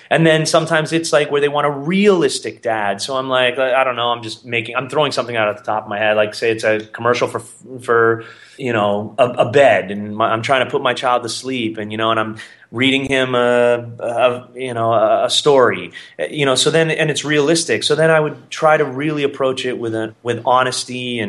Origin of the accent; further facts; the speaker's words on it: Canada; In Canada, we call it black cherry.